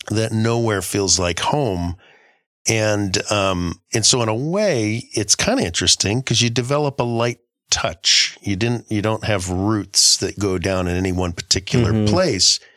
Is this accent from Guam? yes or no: yes; Guam; And I grew up in Guam. Uh, at least a, a good chunk of my growing up was in Guam.